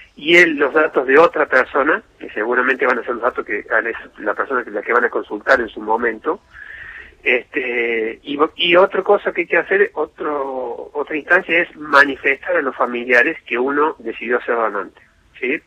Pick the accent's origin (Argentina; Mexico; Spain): Argentina; Córdoba; nosotros somos de Córdoba